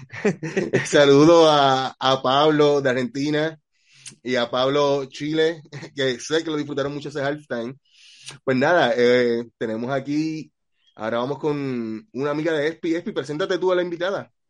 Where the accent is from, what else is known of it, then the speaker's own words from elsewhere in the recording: Puerto Rico; yo soy de Puerto Rico